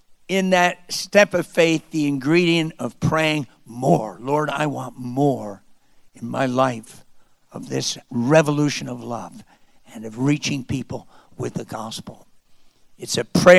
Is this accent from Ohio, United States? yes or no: no; Wyckoff, New Jersey, United States; moved away; being born in my little hometown of Wyckoff, New Jersey